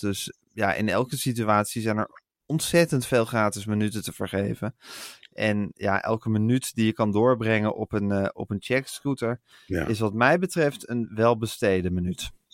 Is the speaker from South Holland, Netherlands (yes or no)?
no; Amsterdam, North Holland, Netherlands; de stad die mijn thuisstad is